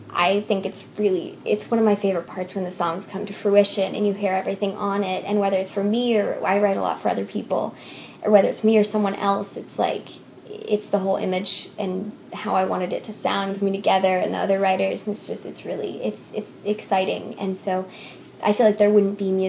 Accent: Arkansas, United States; also born or lived in Boston / England / Switzerland; Um, I was born in Boston, but when I was really little, I moved to England and then Switzerland for my dad's job. And then when we came back to the States, we moved to Arkansas.

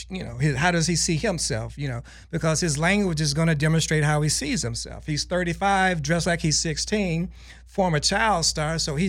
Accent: United States; I almost wanted to correct them and I thought, yeah, I am American.

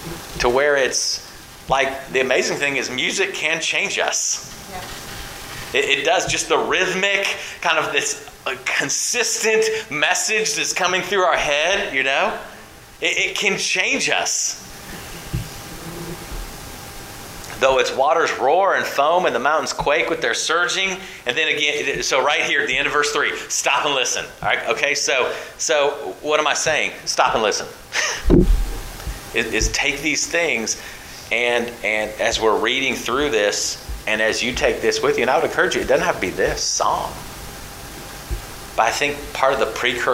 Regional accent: California, United States; moved away; growing up in California

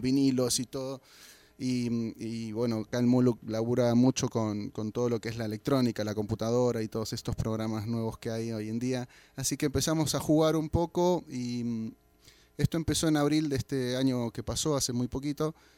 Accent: Buenos Aires, Argentina; vengo de Buenos Aires, Argentina.

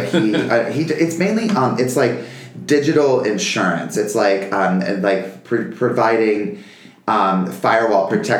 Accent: North Carolina, United States; also born or lived in Virginia; I'm from North Carolina, where I grew. Well, we moved around a lot, but we were pretty much between the Carolinas and Virginia a little bit.

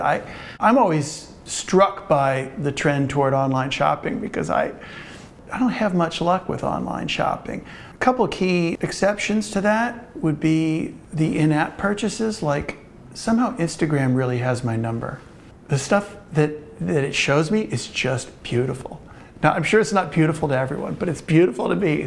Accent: Cincinnati, Ohio, United States; also born or lived in Brooklyn Heights, New York; now in Brooklyn, United States; I'm from Cincinnati, Ohio, but I have lived in Brooklyn

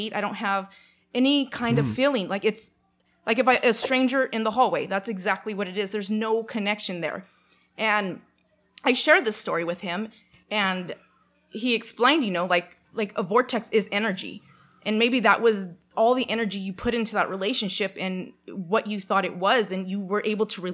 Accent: Canada; I'm Canadian

